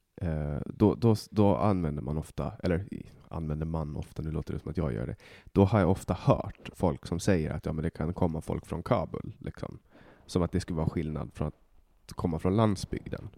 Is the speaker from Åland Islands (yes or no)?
yes; Åland Islands; moved away as an adult; now in Stockholm, Sweden; jag kommer från Åland